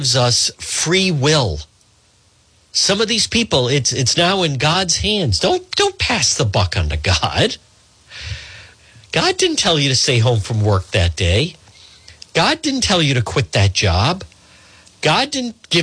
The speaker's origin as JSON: {"language": "English", "town": "Edgewood", "region": "Rhode Island", "country": "United States", "tie": "born or raised there", "said": "growing up in Edgewood"}